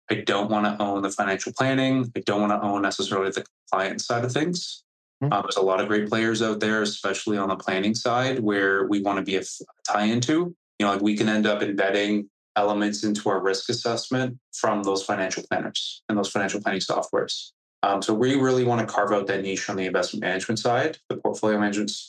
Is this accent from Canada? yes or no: yes; Canada; I am Canadian